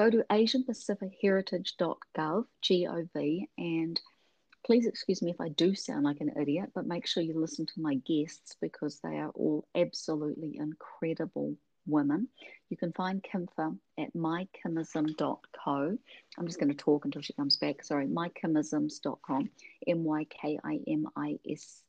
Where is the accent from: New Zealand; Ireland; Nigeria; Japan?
New Zealand; moved away; I grew up in New Zealand